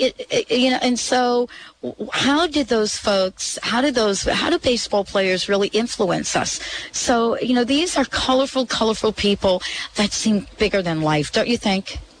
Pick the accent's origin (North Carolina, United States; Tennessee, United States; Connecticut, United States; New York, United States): New York, United States; New York City; I grew up in the Bronx, of course, not very far from Yankee Stadium